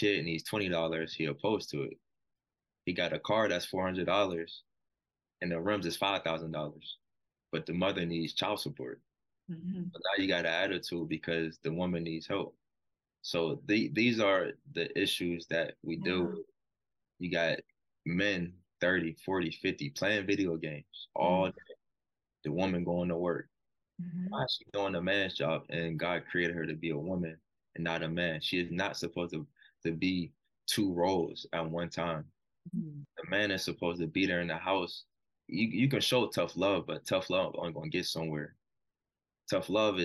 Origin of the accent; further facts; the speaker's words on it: Stoneville, United States; moved away; If I'm from Stoneville, I walk the same halls in Hardin Middle School, Stoneville Big Red